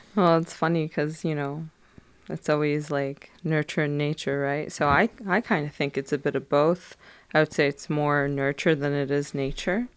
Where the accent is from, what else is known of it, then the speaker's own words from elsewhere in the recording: Detroit, Michigan, United States; also born or lived in Frankfurt, Germany / Phoenix, Arizona; when we first moved to Michigan, we were in Highland Park area, which is right in Detroit.